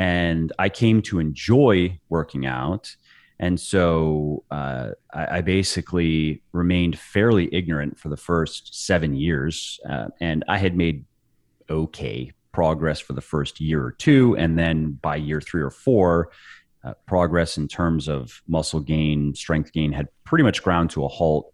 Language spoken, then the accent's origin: English; Clearwater, Florida, United States; moved away as an adult; also born or lived in Los Angeles, California / Northern Virginia; now in Virginia, United States; I was born in Florida, uh, mm-hmm. in a little beach town called Clearwater.